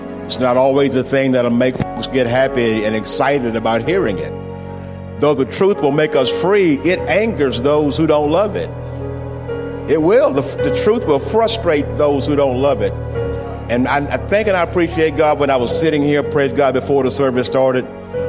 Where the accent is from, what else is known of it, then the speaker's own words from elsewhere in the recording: Slidell, Louisiana, United States; moved away; also born or lived in Lake Charles, Louisiana; I'm an old Louisiana boy myself. I was raised in Slidell, Louisiana. Amen. I know about, I was lived in Lake Charles up until a few years ago.